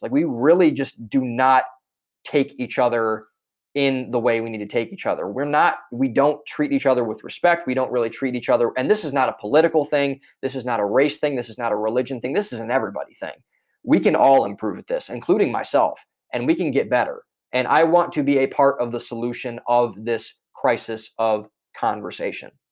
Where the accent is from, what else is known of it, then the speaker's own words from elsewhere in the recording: Cleveland, Ohio, United States; moved away as an adult; now in Boston, United States; I am originally from Cleveland, Ohio, a suburb outside of Cleveland, Ohio.